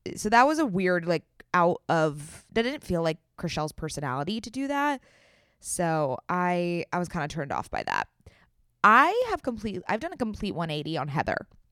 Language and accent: English; San Diego, California, United States; moved away; I'm also from San Diego